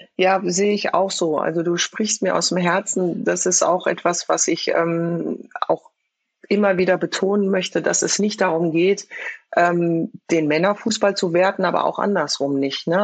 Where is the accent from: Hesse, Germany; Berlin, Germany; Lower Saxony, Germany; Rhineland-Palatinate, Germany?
Hesse, Germany; Frankfurt; wir kommen aus Frankfurt, wir kommen aus einem sozialen Brennpunkt